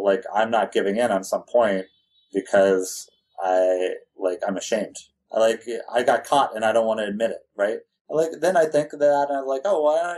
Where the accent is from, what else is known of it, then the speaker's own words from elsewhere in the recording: California, United States; I grew up in California.